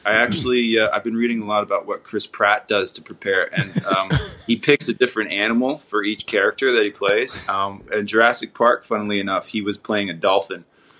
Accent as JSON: {"language": "English", "town": "Toronto", "region": "Ontario", "country": "Canada", "tie": "born or raised there", "said": "I was born in Toronto, Ontario, which is also in Canada."}